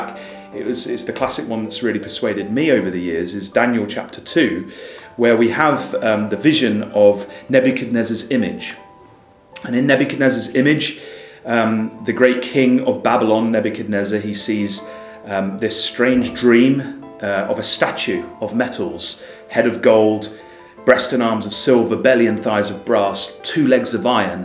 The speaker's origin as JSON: {"language": "English", "region": "London", "country": "United Kingdom", "tie": "born or raised there", "said": "I grew up in the Christadelphian community, and my parents were both Christadelphians in London"}